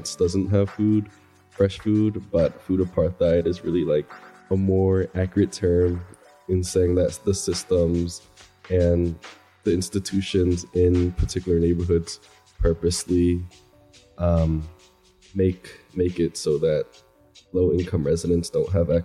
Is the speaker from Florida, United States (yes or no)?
no; Philadelphia, Pennsylvania, United States; I'm from South Philly, 20 years old right now